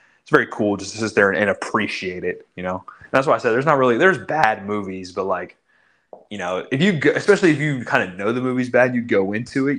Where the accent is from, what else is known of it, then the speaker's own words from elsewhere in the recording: Orlando, Florida, United States; I'm from Orlando